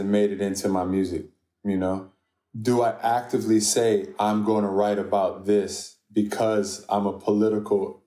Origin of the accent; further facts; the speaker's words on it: Washington, District of Columbia, United States; I'm from D.C. I'm Sudanese American